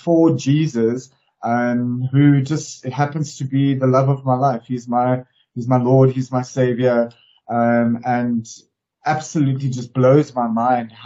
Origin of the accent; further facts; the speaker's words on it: Durban, KwaZulu-Natal, South Africa; now in Johannesburg, South Africa; I grew up in KwaZulu-Natal in Durban at the coast